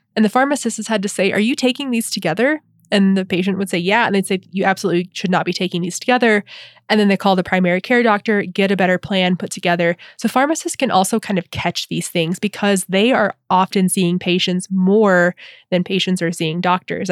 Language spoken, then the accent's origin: English; the South, United States; as a adolescent and teen and young adult growing up in the South